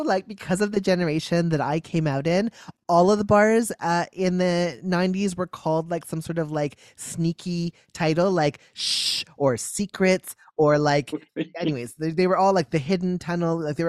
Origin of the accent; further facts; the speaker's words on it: Memphis, Tennessee, United States; now in Toronto, Canada; Second, I am from Memphis, Tennessee.